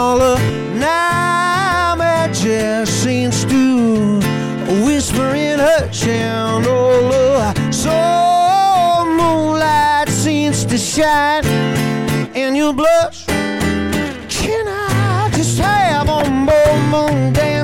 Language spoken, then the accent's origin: English; Northern Ireland, United Kingdom; I'm a man from Northern Ireland